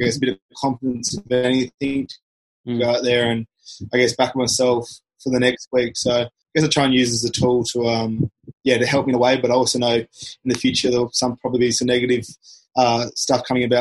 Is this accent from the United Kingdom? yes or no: no; Queensland, Australia; being a Queenslander school pathway